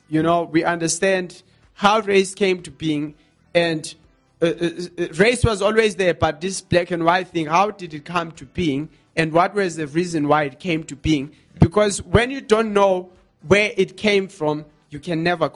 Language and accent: English; South Africa; as a South African people